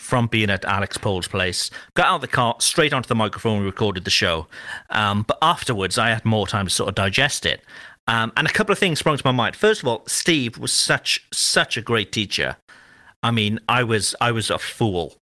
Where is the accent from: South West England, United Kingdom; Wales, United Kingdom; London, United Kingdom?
Wales, United Kingdom; Cardiff; moved away; I'm currently in Cardiff, which is my hometown